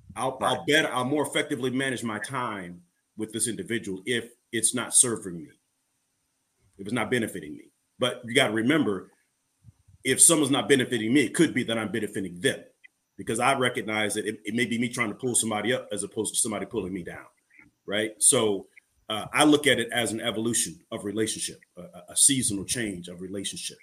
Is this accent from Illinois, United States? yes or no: yes; Illinois, United States; I'm from Illinois